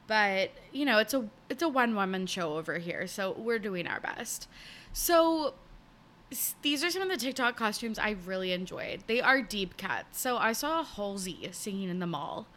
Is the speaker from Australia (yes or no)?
no; Canada; I'm Canadian.